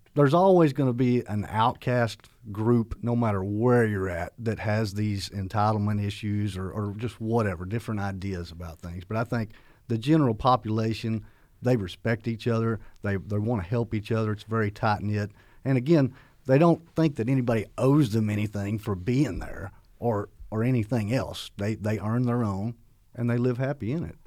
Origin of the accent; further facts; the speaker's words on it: McCurtain County, southeast Oklahoma, United States; accent: southern; moved away as an adult; the area I'm from, which I'm proud, I'm from Choctaw, McCurtain County, this very far southeast corner.